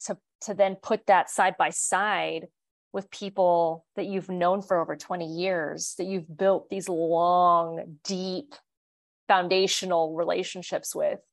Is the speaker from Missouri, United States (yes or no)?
no; Kansas, United States; I mean, I tell people we're from Kansas all the time.